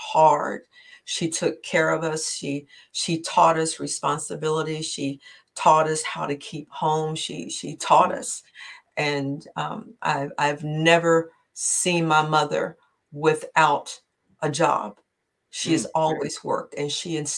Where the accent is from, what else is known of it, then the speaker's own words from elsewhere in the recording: West Virginia, United States; moved away; I am originally from West Virginia